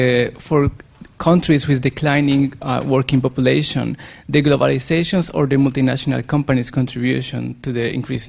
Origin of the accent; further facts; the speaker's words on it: Colombia; now in Japan; from Colombia. I'm a researcher on energy working in Japan.